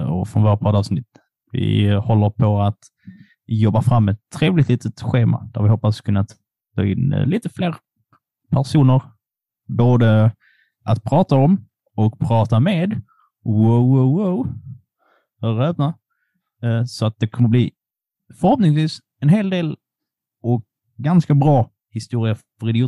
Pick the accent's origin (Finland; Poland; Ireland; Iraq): Poland; now in Sweden; jag är polack